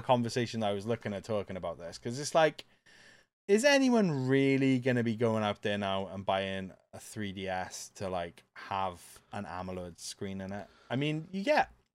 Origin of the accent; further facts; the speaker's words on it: Welsh, Wales, United Kingdom; I'm a Welsh pirate.